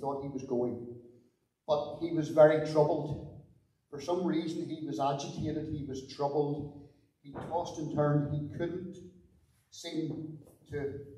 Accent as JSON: {"language": "English", "town": "Belfast", "region": "Northern Ireland", "country": "United Kingdom", "tie": "born or raised there", "said": "I grew up in North Belfast in Ardoyne with my mum and my dad"}